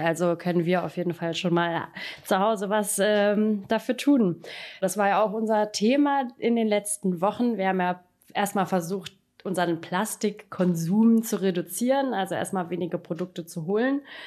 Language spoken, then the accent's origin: German; Saxony-Anhalt, Germany; now in Berlin, Germany; ich komme aus Sachsen-Anhalt